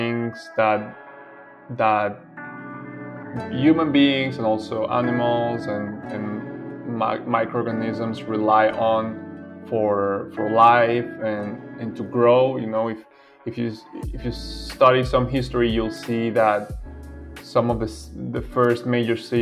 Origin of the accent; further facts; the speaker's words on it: Venezuela; I am from Venezuela.